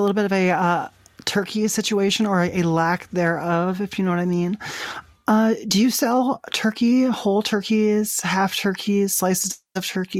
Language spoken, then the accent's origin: English; Vermont, United States; I'm actually from Vermont. We're traveling cross country in the RV.